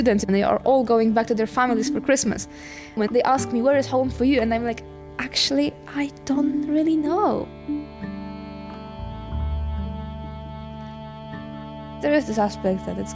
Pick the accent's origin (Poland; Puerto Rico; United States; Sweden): Poland; Częstochowa, Silesian Voivodeship; English is a second language; moved away as an adult; also born or lived in industrial region of Poland; now in London, United Kingdom; I was born in Częstochowa, which is a town in Poland. When I was 15, perhaps, I moved out with my father, and we moved to this industrial bit of Poland